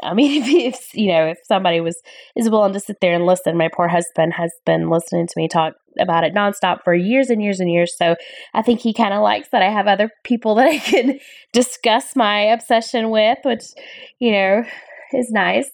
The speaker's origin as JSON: {"language": "English", "town": "Perry", "region": "Georgia", "country": "United States", "tie": "born or raised there", "said": "I'm from Perry, Georgia. I've lived in this area for just about all of my life"}